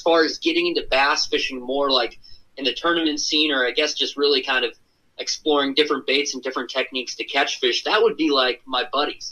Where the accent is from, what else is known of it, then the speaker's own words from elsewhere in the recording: Minnesota, United States; I'm from Minnesota, just kind of a Midwest boy.